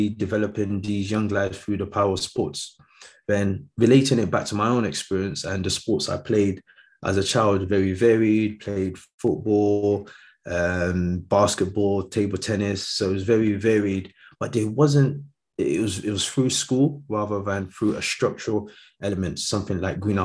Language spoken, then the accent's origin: English; London, United Kingdom; also born or lived in Nigeria; growing up in London. So I came to London when I was quite young, so from Nigeria, but yeah, lived here all my life